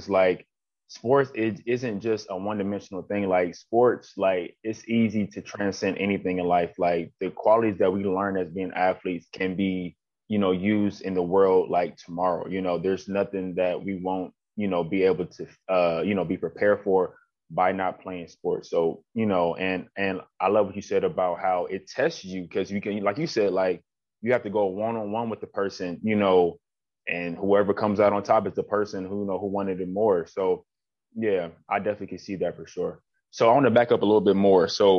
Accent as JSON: {"language": "English", "town": "Columbus", "region": "Ohio", "country": "United States", "said": "I'm from Columbus. I know how Ohio State is."}